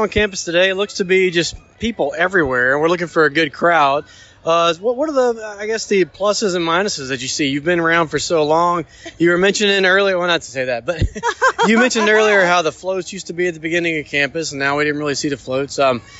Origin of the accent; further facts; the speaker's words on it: Northwest Rankin, Mississippi, United States; Well, I'm from Northwest Rankin.